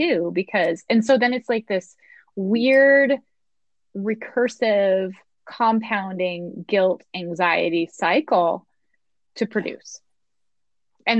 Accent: Montana, United States; I'm from Montana and I grew up here

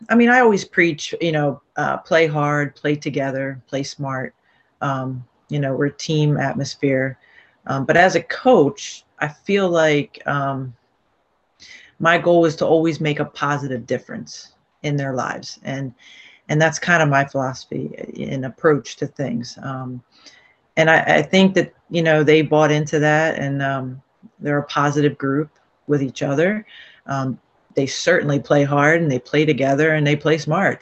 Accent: Barrington, New Jersey, United States; also born or lived in Baltimore, Maryland / Voorhees, New Jersey; I lived in um, Barrington first, um, so I went to you know Woodland Middle School

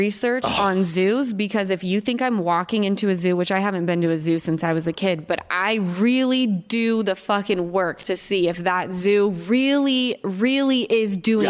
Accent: Utah, United States; now in California, United States; I was raised in Utah and I came west to California.

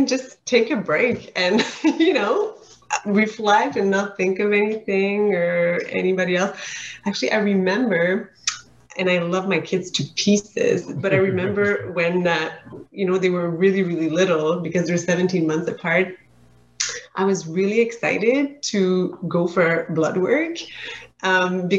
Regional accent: Saint-Jérôme, Quebec, Canada; moved away as an adult; also born or lived in Montreal, Canada; now in Ottawa, Canada; I'm from Saint-Jérôme in the Laurentians, so it's like 30-40 minutes north of Montreal.

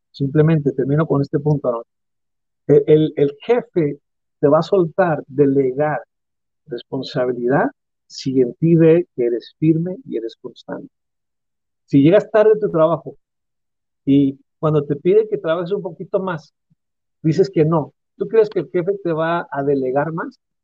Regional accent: Mexico; como cultura mexicana

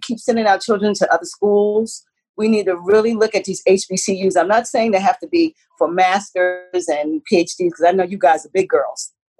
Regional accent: South Carolina, United States; also born or lived in New York, United States; I started in New York, but I came from South Carolina

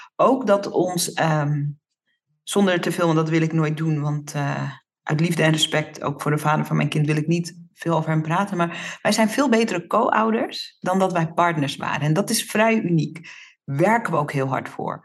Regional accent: Netherlands; Ik ben in Nederland geboren, maar ik ben natuurlijk opgegroeid in Nederland, maar in de Surinaamse cultuur.

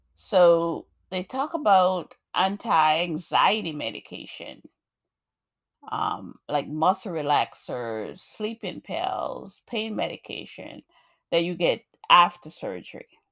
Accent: Jamaica; moved away; also born or lived in New York; I'm a poet, African American woman born in New York. I grew up in Jamaica, beautiful Jamaica, nice and warm

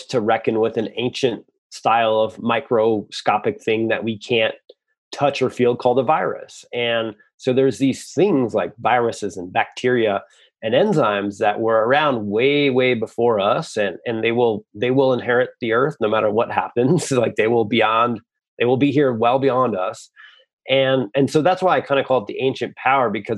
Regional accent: Michigan, United States; I come from Michigan, I come from the Midwest

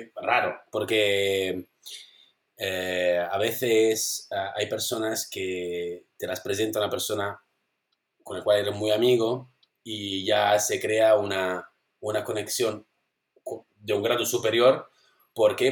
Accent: Italy; Spanish is a second language; moved away as an adult; now in Spain; vivo aquí, pero bueno, soy italiano

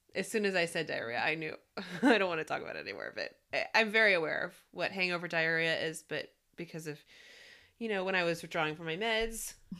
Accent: the South, United States; I am born and raised in the South

